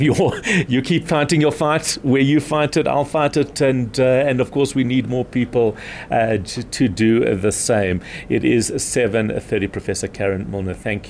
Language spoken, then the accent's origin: English; South Africa; we're South African.